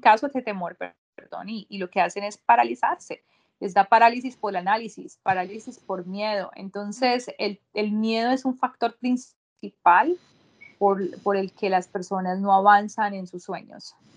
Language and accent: Spanish; Bogotá, Colombia; moved away as an adult; also born or lived in Barranquilla, Colombia; now in United States; yo soy colombiana, nací en mi hermoso país, Colombia, en Barranquilla, me crié en la capital, en Bogotá